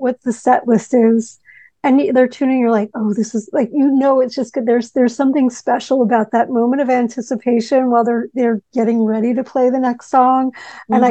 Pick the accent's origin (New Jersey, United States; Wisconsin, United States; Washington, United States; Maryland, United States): New Jersey, United States; I grew up in New Jersey